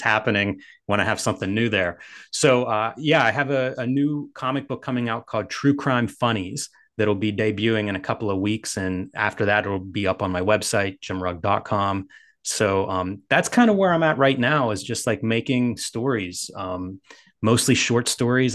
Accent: Pittsburgh, Pennsylvania, United States; I'm from Pittsburgh

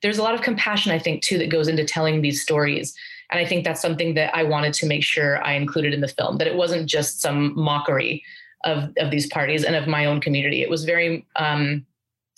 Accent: Aurora, Colorado, United States; I grew up in Aurora, Colorado

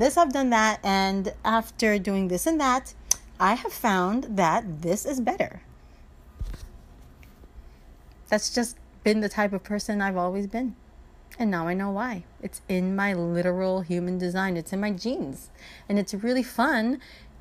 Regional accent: Miami, Florida, United States; I grew up in Miami.

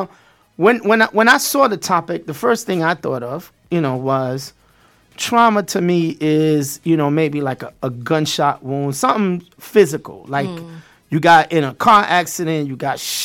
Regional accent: New York City, New York, United States; moved away; also born or lived in South Florida; Growing up in Brooklyn... East New York, Brownsville.

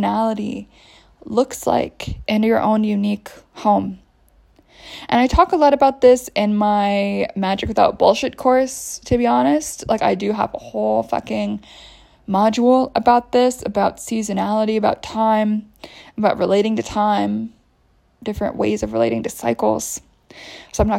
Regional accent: United States; moved away; I grew up in the States.

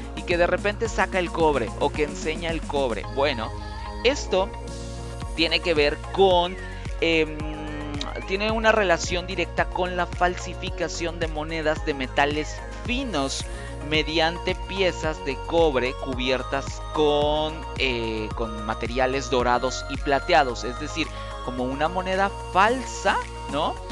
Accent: Mexico; Los mexicanos tenemos una serie de expresiones

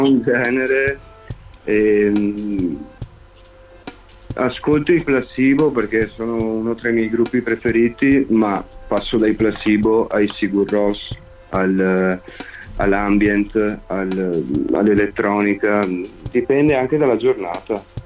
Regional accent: Pederobba, Veneto, Italy; Io in realtà sono di Pederobba

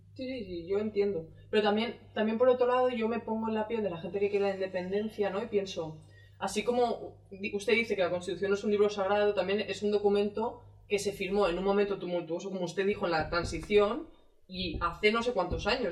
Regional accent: Catalonia, Spain; Yo soy catalana

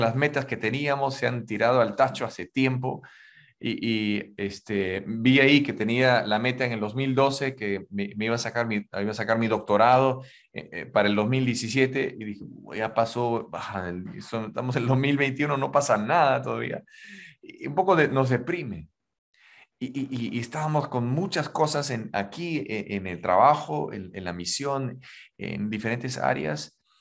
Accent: Huancayo, Junín, Peru; now in Lima, Peru; yo nací ahí en la Sierra Peruana, en Huancayo

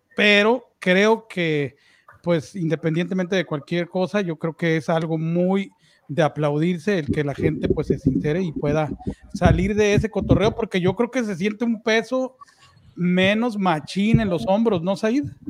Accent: Mexico; los tres somos mexicanos

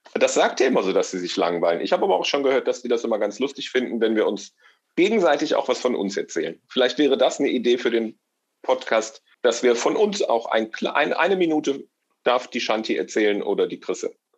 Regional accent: Rhineland, Germany; Aber eigentlich bin ich, glaube ich, einfach Rheinländer

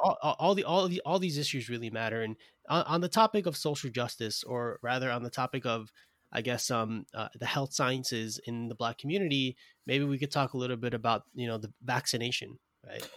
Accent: New York City, New York, United States; I'm from Brooklyn, New York

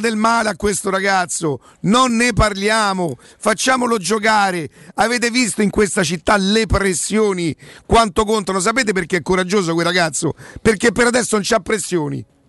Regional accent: Rome, Lazio, Italy; also born or lived in Brazil; io so di Roma

